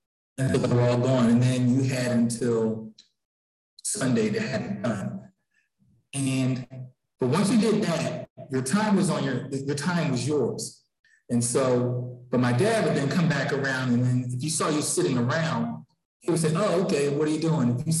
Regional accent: Philadelphia, Pennsylvania, United States; I grew up in Philadelphia, and the library system here, there's branches all over the city

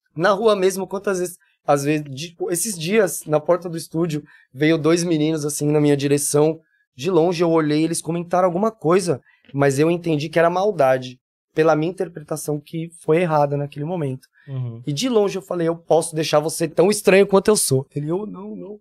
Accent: São Paulo, Brazil; accent: paulista; moved away as an adult; also born or lived in Rondonópolis / Minas Gerais; now in Jaboatão dos Guararapes, Brazil; sou de São Paulo capital, tenho 40 anos e 20, 38 lá.

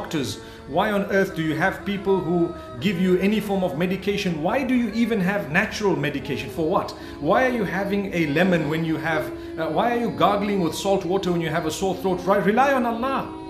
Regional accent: Zimbabwe; also born or lived in Saudi Arabia; I was born and raised in Zimbabwe

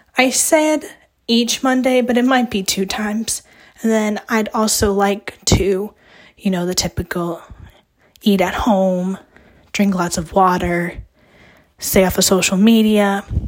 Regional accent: Ohio, United States; now in West Virginia, United States; I grew up in Ohio and I have family that lives there

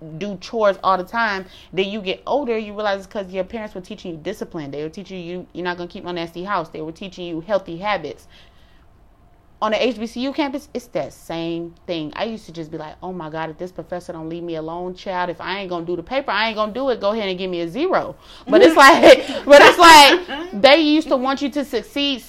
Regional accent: Detroit, Michigan, United States; moved away as an adult; also born or lived in Durham, North Carolina; we're from Detroit

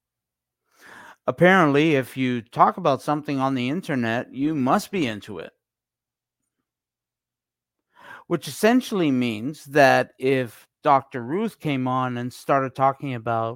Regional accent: Canada; accent: Canadian; also born or lived in Toronto; my Canadian accent

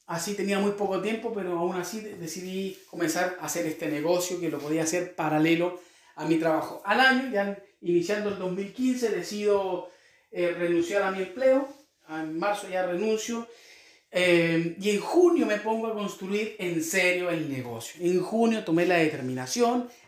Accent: Concepción, Biobío, Chile; also born or lived in Quirihue; now in Temuco, Chile; hace ya 10 años que vivo acá en Temuco en este momento, soy de la ciudad de Concepción, ahí me crié, nací en Quirigüe, ¿sí? un pueblito a la costa de Chillán

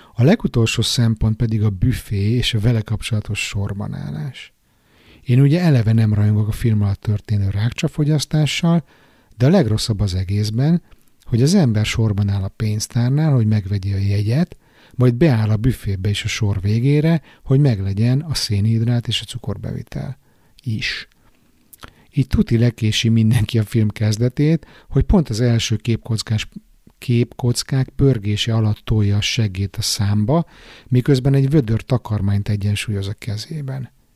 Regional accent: Budapest, Hungary; now in Stockholm, Sweden; otthon Pesten

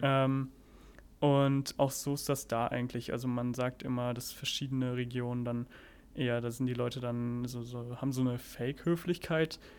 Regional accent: Germany; also born or lived in Cincinnati, United States; bei uns in Deutschland

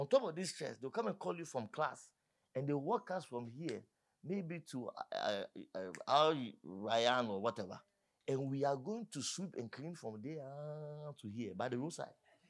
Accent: Accra, Greater Accra, Ghana; I'm from Accra

